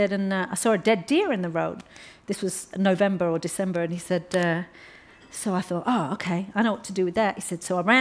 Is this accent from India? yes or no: no; London, United Kingdom; I come from Hackney.